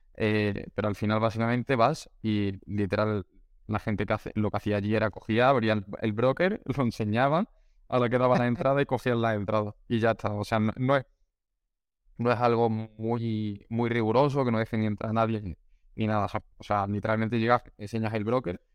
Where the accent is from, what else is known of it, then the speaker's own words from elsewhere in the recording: Málaga, Andalusia, Spain; yo que soy de Málaga